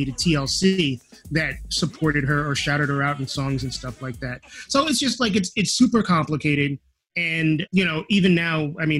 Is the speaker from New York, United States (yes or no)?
yes; New York City, New York, United States; I grew up in New York, and I moved away for a couple of years and moved back in September of 1987